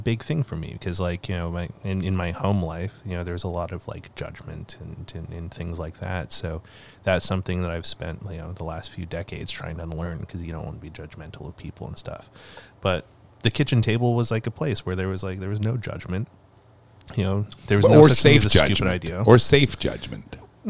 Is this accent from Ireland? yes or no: no; Calgary, Alberta, Canada; Anyways, growing up in Calgary, like, we ended up, we lived in a bunch of co-ops. But right before we moved away to Kimberley, we moved to... 17th Ave Southwest, like the fancy